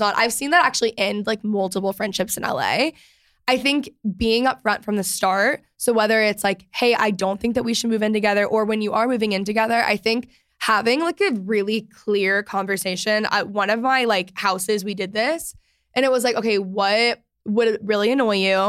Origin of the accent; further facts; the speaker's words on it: outside of Dallas, Texas, United States; I grew up outside of Dallas